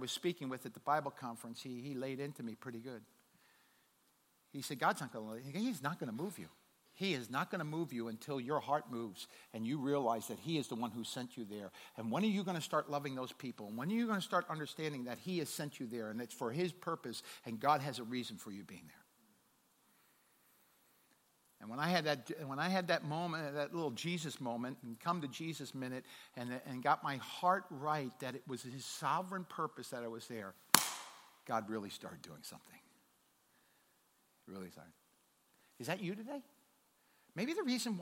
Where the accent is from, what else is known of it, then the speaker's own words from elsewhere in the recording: New York City, New York, United States; moved away as an adult; also born or lived in New Hampshire; I'm originally from New York City